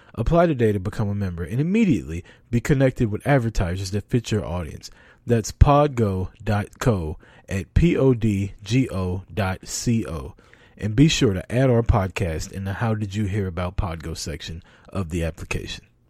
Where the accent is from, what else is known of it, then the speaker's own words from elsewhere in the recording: Kansas City, Missouri, United States; I'm American. I was born in Kansas City, Missouri